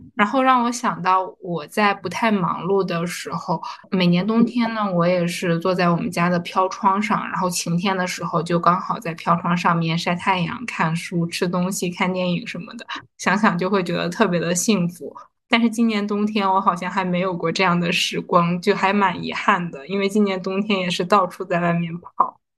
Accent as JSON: {"language": "Chinese", "town": "Harbin", "region": "Heilongjiang", "country": "China", "tie": "born or raised there", "moved": "as an adult", "lives_now": "Shanghai, China", "said": "从小在东北长大"}